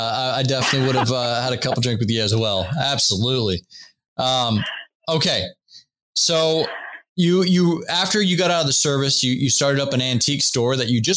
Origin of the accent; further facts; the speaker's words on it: Seattle, Washington, United States; also born or lived in North Carolina; now in Washington, D.C., United States; I'm originally from Seattle, actually.